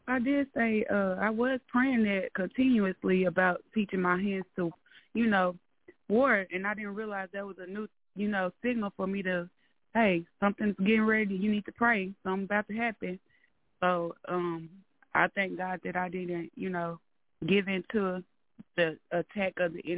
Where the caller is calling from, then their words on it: Arkansas, United States; Hey, Ms. LaShun … from Arkansas.